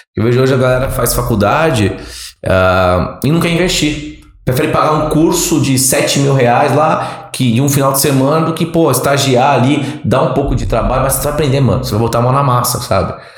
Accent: Santos, São Paulo, Brazil; moved away as an adult; now in Ribeirão Preto, Brazil; sou caiçara, nasci em Santos minha família toda da Baixada Santista, Praia Grande né, e Santos

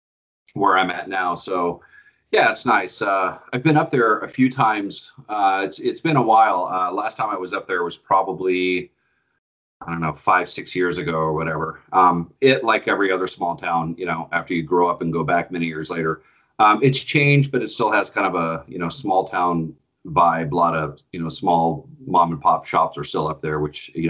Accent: Grass Valley, California, United States; also born or lived in Sacramento, California; I was born in Sacramento, yeah. And grew up in a little town called Grass Valley, about an hour and a half north, I guess, of Sacramento. Grew up there, went to high school there.

